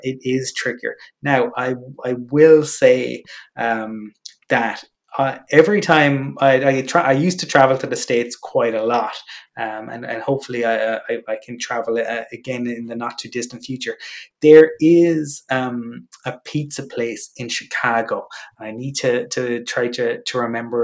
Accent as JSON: {"language": "English", "town": "Cork", "region": "Munster", "country": "Ireland", "moved": "yes", "lives_now": "Dublin, Ireland", "said": "I'm originally from Cork"}